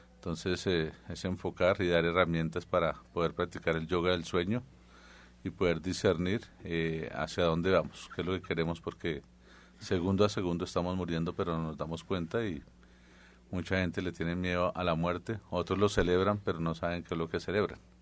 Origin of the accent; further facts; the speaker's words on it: central Colombia, Colombia; yo soy del centro de Colombia